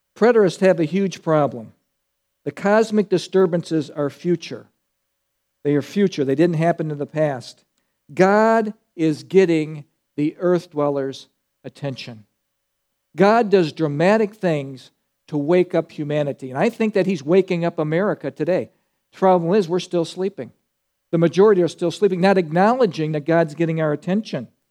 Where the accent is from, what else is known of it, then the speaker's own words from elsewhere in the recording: United States; as American Christians